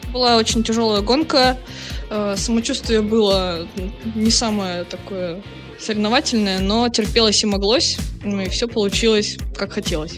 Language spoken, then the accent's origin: Russian; Yelizovo, Kamchatka Krai, Russia; Очень горжусь тем, то, что я родом из Дальнего Востока, Камчатка, город Елизово.